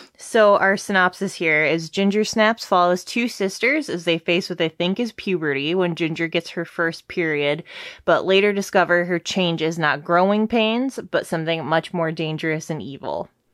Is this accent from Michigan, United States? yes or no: yes; Detroit, Michigan, United States; We're from Detroit